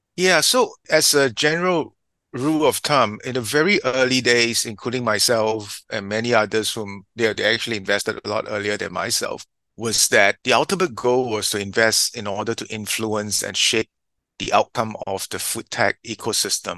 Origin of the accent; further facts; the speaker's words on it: Singapore; also born or lived in United States; I was born in Singapore, educated here, and in the US.